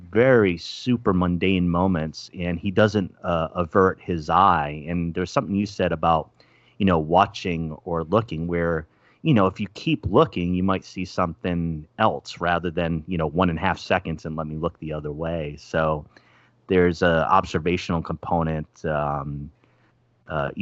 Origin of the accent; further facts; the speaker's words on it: East Coast, United States; moved away; I'm from the East Coast originally